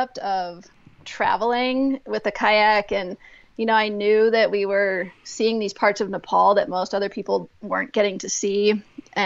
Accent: Aspen, Colorado, United States; I grew up in Aspen, Colorado

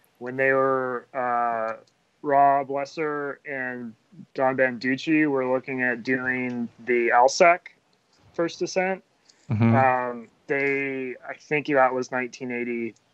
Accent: Oregon, United States; moved away as an adult; now in Arcata, United States; I grew up in Oregon

